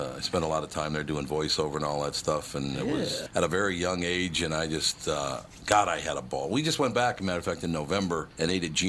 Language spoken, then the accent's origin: English; Minneapolis, Minnesota, United States; moved away as an adult; From Minneapolis.